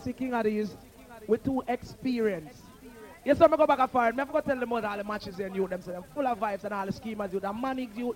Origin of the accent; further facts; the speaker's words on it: Jamaica; Hey, I'm Jamaican, I'm there home. I'm there yard.